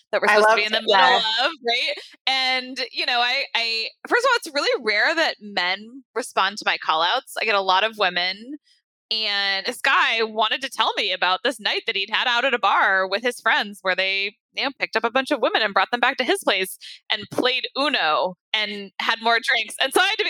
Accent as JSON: {"language": "English", "town": "Santa Rosa", "region": "California", "country": "United States", "tie": "born or raised there", "also_born_or_lived": "Los Angeles, United States / Washington, D.C., United States", "moved": "as an adult", "lives_now": "San Francisco, United States", "said": "I grew up in Santa Rosa"}